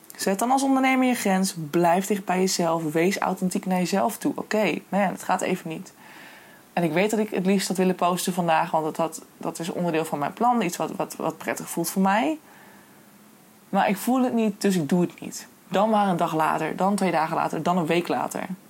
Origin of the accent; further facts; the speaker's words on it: Hoogezand, Groningen, Netherlands; ik kom van origine uit Hoogzand en daar ben ik geboren en getogen